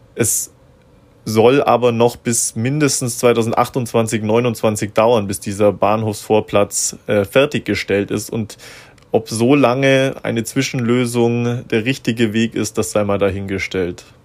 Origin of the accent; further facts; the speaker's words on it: Augsburg, Bavaria, Germany; ich bin gebürtiger Augsburger